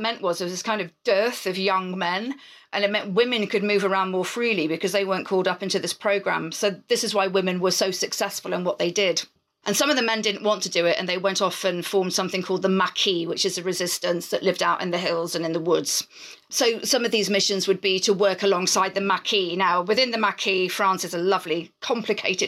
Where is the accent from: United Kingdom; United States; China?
United Kingdom; we're British